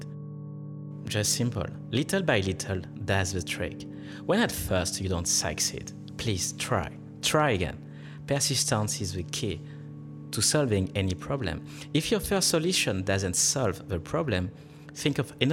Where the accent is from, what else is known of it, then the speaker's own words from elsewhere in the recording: France; accent: French; first language French; English is a second language; moved away as an adult; now in Australia; I'm from France, and my mother language is French